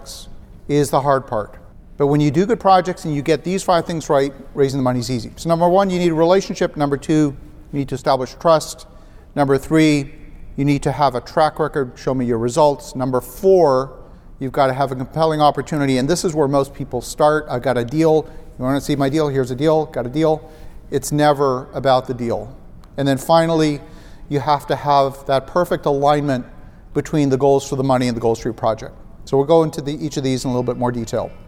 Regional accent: Ottawa, Ontario, Canada; Ottawa, Canada, which is my hometown

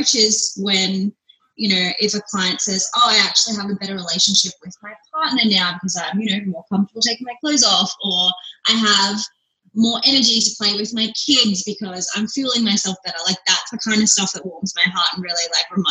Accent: Melbourne, Victoria, Australia; now in Brisbane, Australia; I'm from here. My parents are from here. I was actually born in Melbourne, but I live in Brisbane now

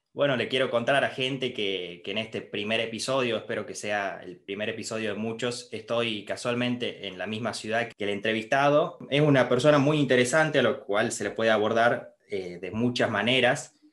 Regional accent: Argentina; fue lo que sentimos todos los argentinos

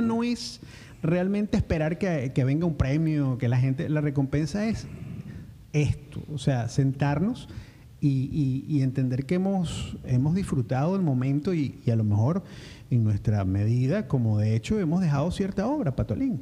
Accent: San Antonio, Venezuela; moved away as an adult; also born or lived in Caracas; nuestro país y nuestro San Antonio

